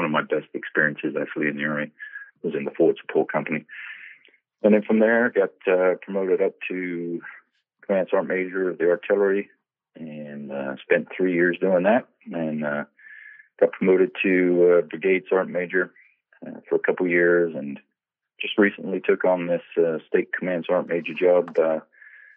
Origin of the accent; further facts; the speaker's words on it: England, United Kingdom; now in United States; I was born and raised in England